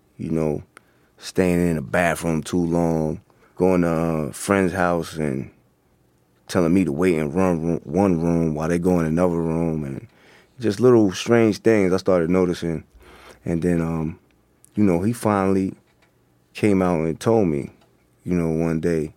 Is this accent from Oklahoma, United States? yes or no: no; Hempstead, New York, United States; also born or lived in Queens, New York; growing up in Long Island, in Hempstead